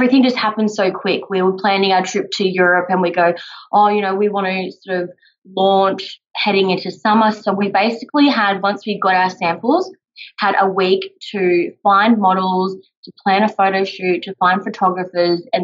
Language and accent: English; Sunshine Coast, Queensland, Australia; moved away as an adult; now in Melbourne, Australia; So I'm originally from the Sunshine Coast, the beautiful Sunshine State, and we crazily moved to Melbourne